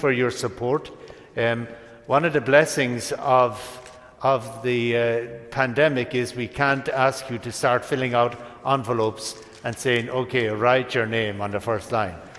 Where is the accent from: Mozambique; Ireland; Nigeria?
Ireland; In my hometown in Ireland